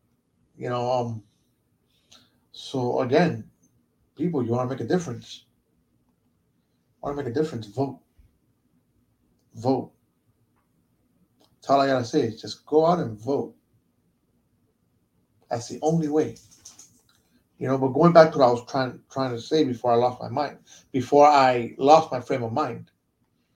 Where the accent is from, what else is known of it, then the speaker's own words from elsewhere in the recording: United States; I was born here in the States